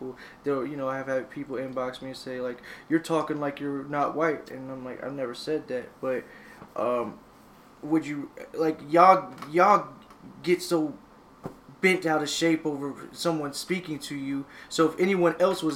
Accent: the South, United States; we're from the South

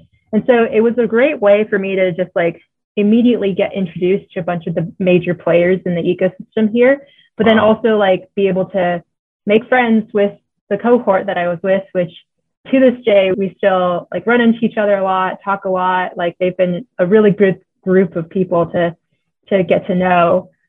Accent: Houston, Texas, United States; moved away as an adult; now in Denver, United States; I grew up in Houston. I also went to Houston right out of college and spent 7+ years there working in Houston.

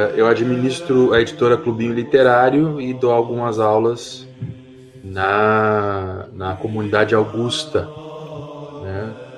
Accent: Rio Grande do Sul, Brazil; also born or lived in Canela; sou do Rio Grande do Sul, e eu eh, estou morando em Canela

